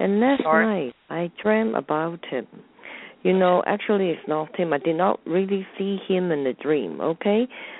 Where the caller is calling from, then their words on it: Hong Kong; I'm calling from Hong Kong.